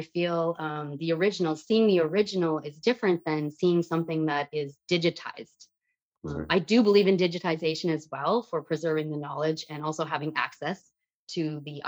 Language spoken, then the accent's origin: English; Dryden, Ontario, Canada; I grew up in Dryden, Ontario.